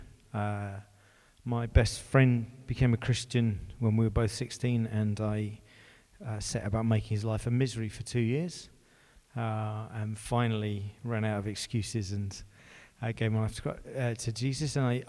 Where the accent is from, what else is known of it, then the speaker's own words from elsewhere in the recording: Luton, East of England, United Kingdom; now in Southampton, United Kingdom; I'm originally from Luton, which is why I live in Southampton.